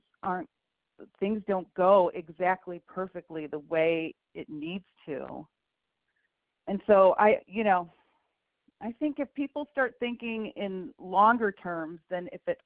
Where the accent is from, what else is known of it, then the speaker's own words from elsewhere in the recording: Chicago, Illinois, United States; moved away; I grew up in Edison Park up on the northwest side, and I lived in Chicago until I was 25